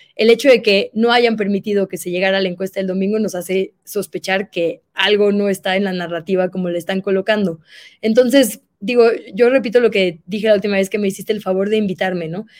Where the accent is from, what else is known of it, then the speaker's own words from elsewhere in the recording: Monterrey, Nuevo León, Mexico; yo soy de Monterrey